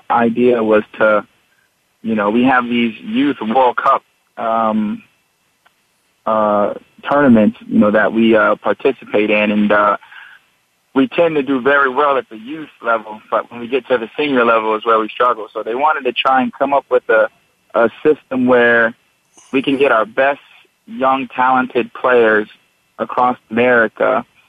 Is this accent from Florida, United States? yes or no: yes; Bunnell, Florida, United States; coming from Bunnell, Florida, I'm one of three